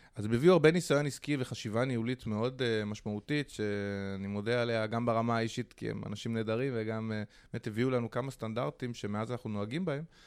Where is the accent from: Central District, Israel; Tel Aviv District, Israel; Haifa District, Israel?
Tel Aviv District, Israel; Holon; גדלתי בחולון